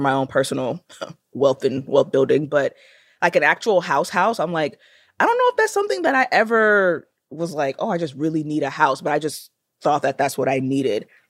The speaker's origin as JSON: {"language": "English", "country": "Nigeria", "said": "I am Nigerian"}